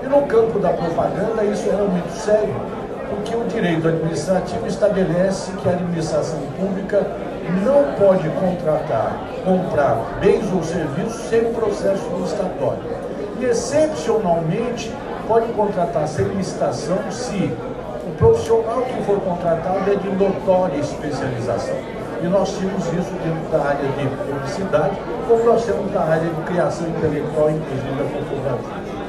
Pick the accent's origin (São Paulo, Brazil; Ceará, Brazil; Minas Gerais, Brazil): São Paulo, Brazil; Avaré; accent: caipira; moved away as an adult; now in São Paulo, Brazil; eu sou caipira, minha ideia era formar em São Paulo e voltar para a cidade mais importante do Brasil, que é Avaré, coincidentemente onde eu nasci.